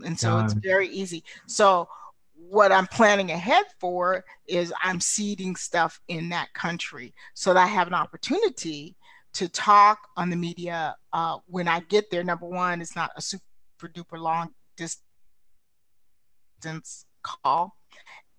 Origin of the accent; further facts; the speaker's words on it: New York City, New York, United States; moved away; I was born in Brooklyn.